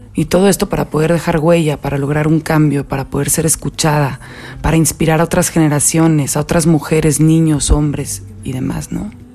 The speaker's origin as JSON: {"language": "Spanish", "town": "Monterrey", "region": "Nuevo León", "country": "Mexico", "said": "Soy una regia bastante soñadora"}